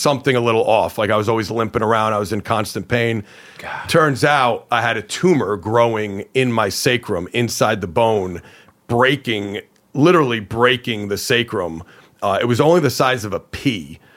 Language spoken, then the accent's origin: English; Hawthorne, New Jersey, United States; I grew up in Hawthorne, New Jersey